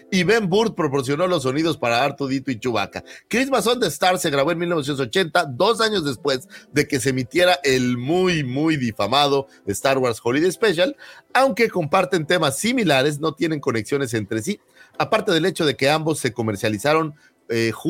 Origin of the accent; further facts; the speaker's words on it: Oaxaca, Mexico; born there; Nací cerca de Oaxaca.